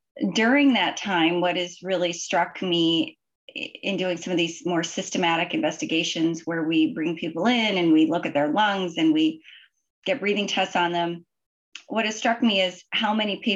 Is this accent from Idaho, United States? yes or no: yes; Idaho, United States; moved away as an adult; also born or lived in Washington / Michigan; I grew up in Idaho